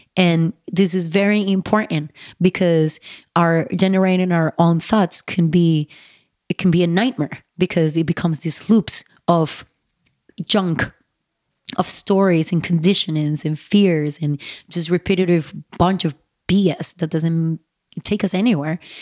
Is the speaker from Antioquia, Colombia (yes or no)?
no; Bogotá, Bogotá Capital District, Colombia; when I was growing up in Bogota, Colombia